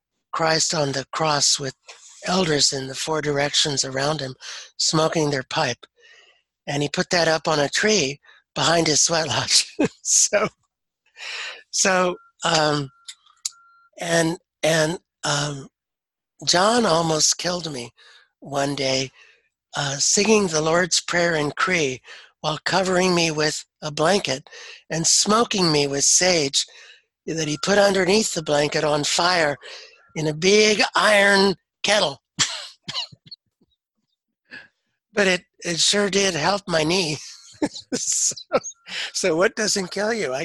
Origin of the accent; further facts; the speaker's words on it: United States; growing up in the Cherokee culture